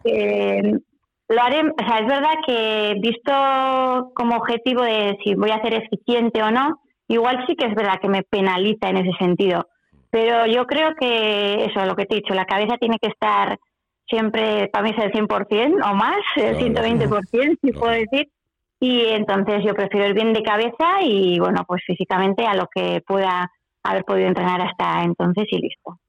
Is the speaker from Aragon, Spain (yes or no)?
no; Pamplona, Navarre, Spain; also born or lived in Ochagavía, Navarre; es de Pamplona, bueno, eso es la que estaba viviendo también en Ochagavía, en el Pirineo Navarro